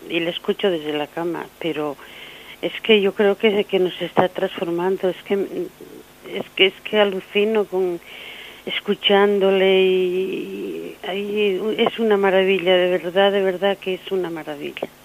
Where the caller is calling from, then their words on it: Madrid, Community of Madrid, Spain; de Madrid.